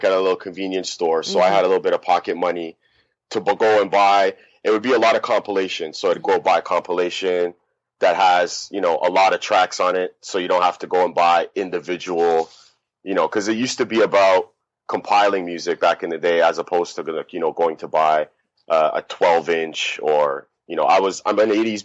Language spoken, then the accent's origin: English; Toronto, Ontario, Canada; Toronto, born and raised